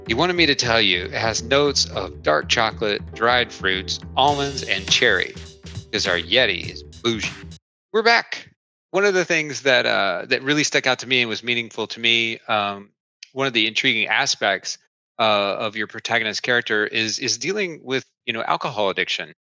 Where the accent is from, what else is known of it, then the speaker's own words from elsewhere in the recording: Oak Ridge, Tennessee, United States; I grew up in Oak Ridge, Tennessee